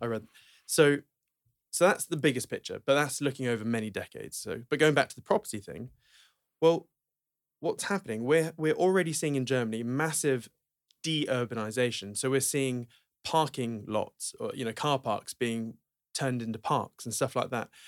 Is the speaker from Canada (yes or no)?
no; Norwich, East of England, United Kingdom; Norwich, okay? Um, where I'm from